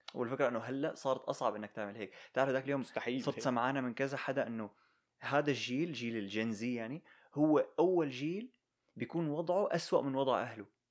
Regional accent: Syria; now in United States; نحن كسوريين

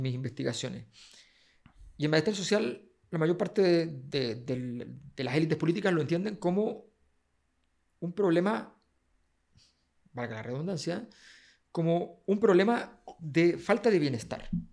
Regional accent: Chile

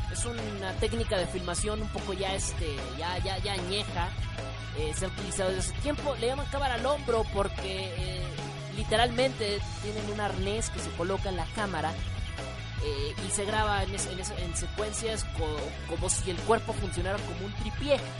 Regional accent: northern Mexico, Mexico; now in Mexico City, Mexico; soy de soy de soy del norte de México, pero radico actualmente

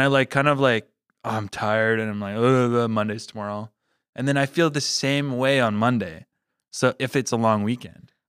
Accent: La Salle, Manitoba, Canada; also born or lived in Regina, Saskatchewan; I was born in Regina, grew up in Manitoba

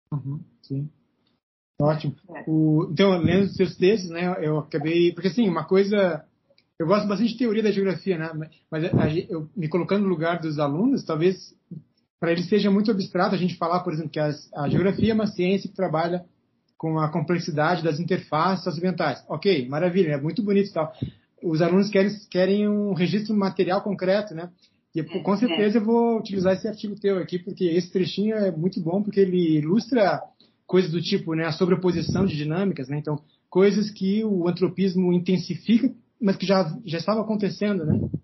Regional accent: Pelotas, Rio Grande do Sul, Brazil; now in Brasília, Brazil; sou de Pelotas, né? Eu, sou, eu nasci lá

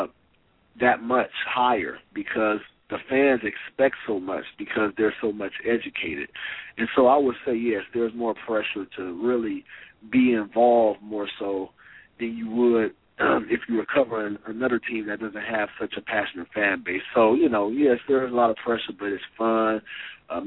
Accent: California, United States; now in Portland, United States; I'm from California, born and raised

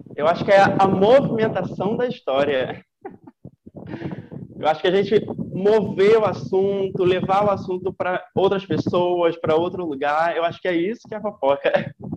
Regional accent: Rio de Janeiro, Brazil; moved away as an adult; now in Ilhéus, Brazil; sou carioca e estudo aqui na Bahia, em Ilhéus

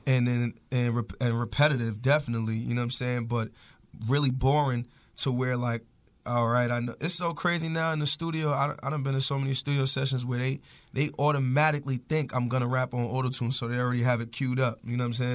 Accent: New York City, New York, United States; growing up in Harlem

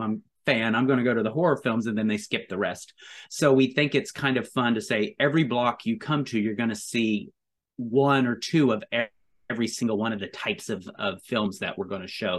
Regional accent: Tonkawa, Oklahoma, United States; now in New York, United States; I'm from Tonkawa, I live in New York

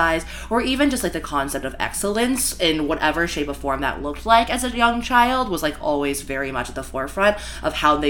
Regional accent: Virginia, United States; now in New York City, United States; I was born in Virginia

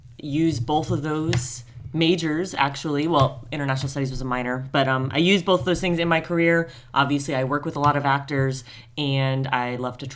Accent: New Jersey, United States; also born or lived in Colorado; My parents are both from New Jersey. We lived in Colorado for a few years, but returned to the East Coast. So interestingly, I grew up an hour outside New York, but never went into the city.

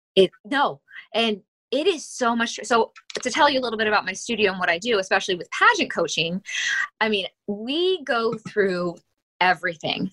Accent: Akron, Ohio, United States; moved away as an adult; also born or lived in Pittsburgh, Pennsylvania; I was born and raised in Akron, Ohio, in the uh, Bath Township area

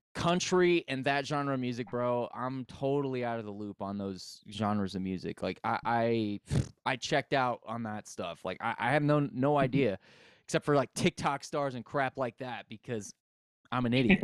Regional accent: United States; I grew up in America

